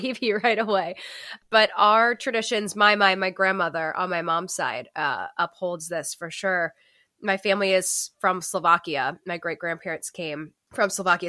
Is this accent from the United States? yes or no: yes; Northeast, United States; moved away; we're from the Northeast